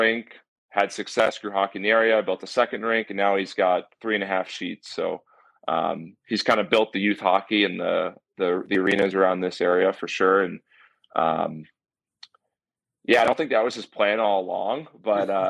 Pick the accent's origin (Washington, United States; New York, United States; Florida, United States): New York, United States; Mahopac; moved away as an adult; also born or lived in Bronxville, New York; now in Connecticut, United States; I grew up in Mayapack